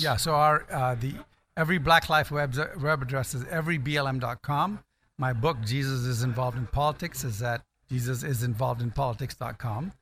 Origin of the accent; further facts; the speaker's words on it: Ghana; moved away; also born or lived in California; I was born in Ghana, I guess I could qualify as African American